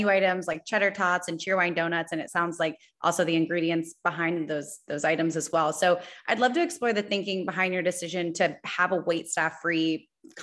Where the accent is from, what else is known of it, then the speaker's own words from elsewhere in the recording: the South, United States; as a Southerner myself